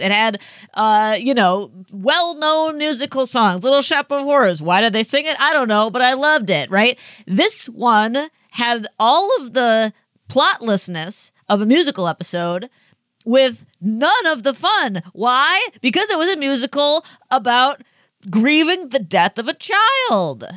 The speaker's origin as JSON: {"language": "English", "country": "United States", "tie": "born or raised there", "said": "I grew up on the Mississippi"}